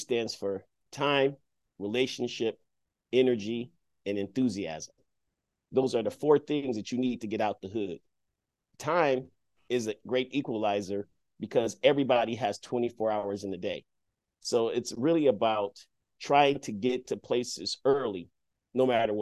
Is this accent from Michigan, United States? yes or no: yes; Detroit, Michigan, United States; growing up in Detroit